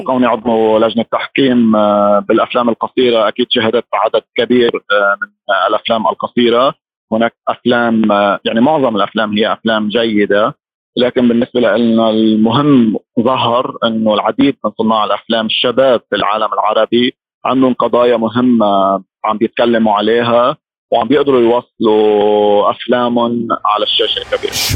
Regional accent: Lebanon; انا مخرج لبناني بعرف جيد المجتمع اللبناني

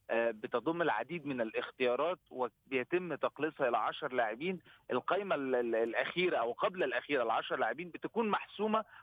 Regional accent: Egypt; انا انا كمصري

